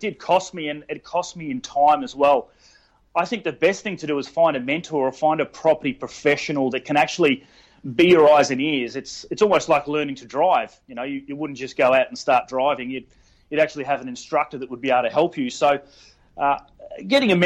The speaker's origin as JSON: {"language": "English", "town": "Perth", "region": "Western Australia", "country": "Australia", "moved": "yes", "lives_now": "Brisbane, Australia", "said": "I'm actually from Perth originally. I've lived in Brisbane for 15 or 16 years now."}